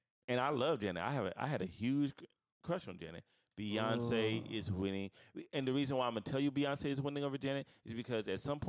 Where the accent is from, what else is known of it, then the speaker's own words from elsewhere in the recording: St. Louis, Missouri, United States; I am from St. Louis. I was so geeked.